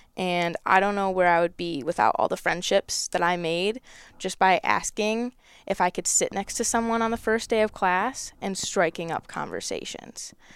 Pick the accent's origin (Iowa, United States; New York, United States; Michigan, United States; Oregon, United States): Michigan, United States; my home state